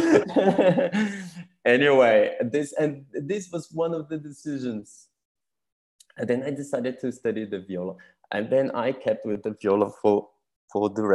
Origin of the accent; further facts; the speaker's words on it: São Paulo, Brazil; moved away as an adult; also born or lived in Switzerland; I was born in Brazil, in São Paulo, which is the biggest city in Brazil